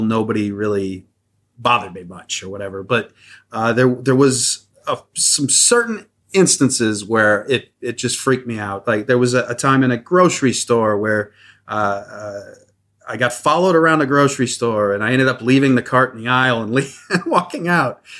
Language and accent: English; Midwest, United States; I grew up in the Midwest, very small town